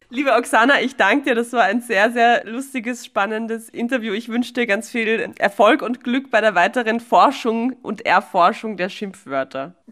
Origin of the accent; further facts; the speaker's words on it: Vienna, Austria; wir in Wien